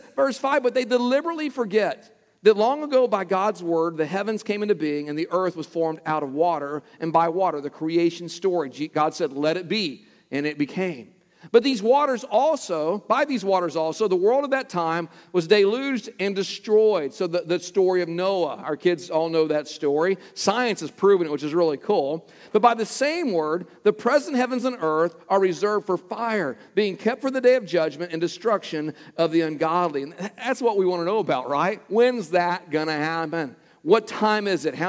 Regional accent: Texas, United States; close to my hometown in Texas

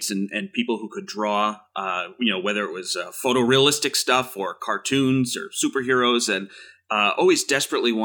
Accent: Southern Rhode Island, United States; moved away as an adult; born and raised in Rhode Island, grew up there, stayed till I got married, actually.

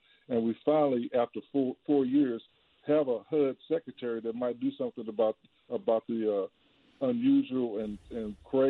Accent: St. Louis, Missouri, United States; now in Texas, United States; I grew up in the Pruitt-Igoe projects.

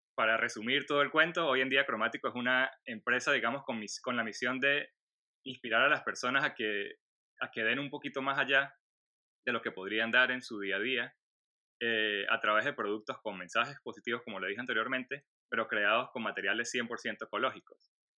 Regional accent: Venezuela; moved away as an adult; also born or lived in Colombia; now in Orlando, United States; nací en Venezuela, vivo ahora en Estados Unidos

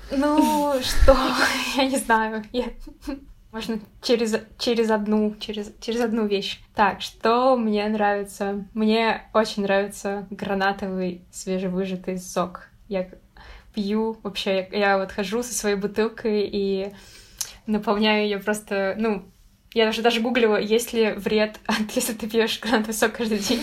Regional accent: Russia; я из России

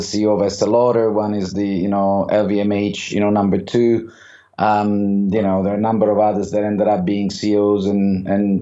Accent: Rome, Lazio, Italy; moved away as an adult; also born or lived in Switzerland; now in London, United Kingdom; I grew up in Rome. I did also my university in Rome

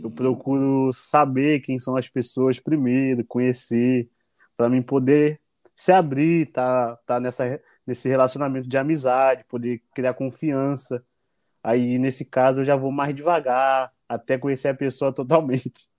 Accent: Brazil; moved away as an adult; now in United States

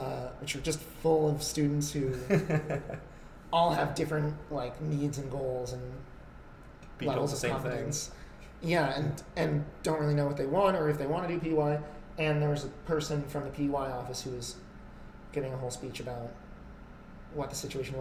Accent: New York City, New York, United States; moved away as an adult; also born or lived in Toronto, Canada; I grew up in New York City.

